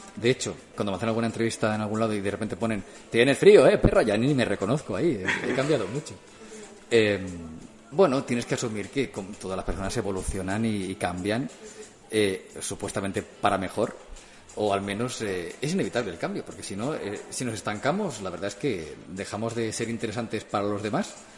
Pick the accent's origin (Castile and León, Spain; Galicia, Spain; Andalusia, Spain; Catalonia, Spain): Catalonia, Spain; Martorell; en la radio de Martorey de mi pueblo